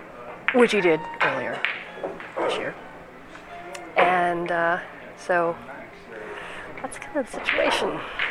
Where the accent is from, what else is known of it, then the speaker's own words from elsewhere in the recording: United States; now in Toronto, Canada; I come from the United States, and I've been a dual citizen of US and Canada for about a dozen years.